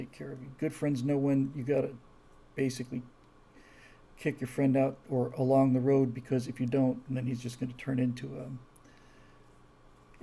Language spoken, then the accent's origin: English; Key Biscayne, Florida, United States; moved away; where we grew up in Key Biscayne, Florida